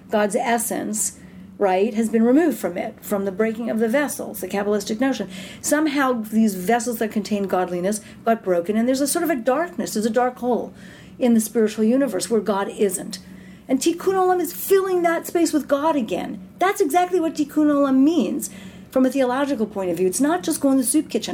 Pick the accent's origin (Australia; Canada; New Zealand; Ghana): Canada; We're Canadian